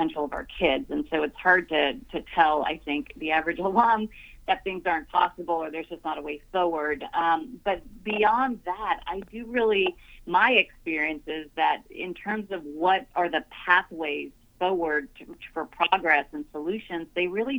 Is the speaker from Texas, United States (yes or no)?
yes; Rio Grande Valley, Texas, United States; I grew up in the Rio Grande Valley